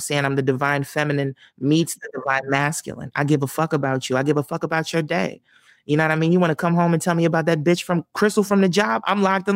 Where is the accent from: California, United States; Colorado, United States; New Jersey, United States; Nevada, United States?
New Jersey, United States; Camden; moved away; also born or lived in Southwest Philadelphia, Pennsylvania / Los Angeles; I'm from Camden. But, you know, I've lived all over South Jersey